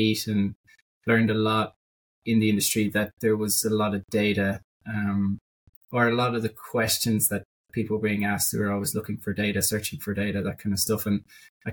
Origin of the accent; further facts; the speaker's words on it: Dublin, Leinster, Ireland; I'm from Dublin. I kind of lived here most of my life.